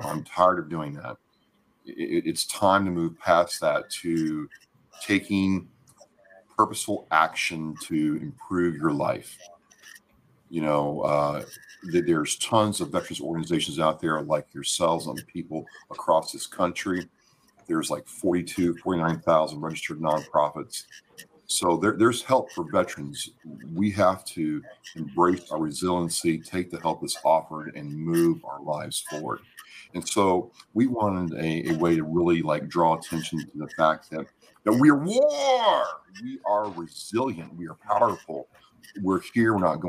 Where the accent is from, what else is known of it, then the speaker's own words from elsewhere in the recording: Minnesota, United States; And it's like, oh yeah, we're from Minnesota. We're from, you know, all around.